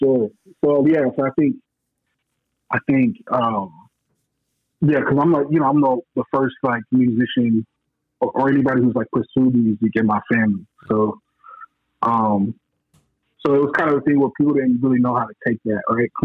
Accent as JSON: {"language": "English", "town": "Omaha", "region": "Nebraska", "country": "United States", "tie": "born or raised there", "also_born_or_lived": "Detroit, Michigan", "said": "So, I'm originally from Detroit. But I grew up in Omaha, Nebraska."}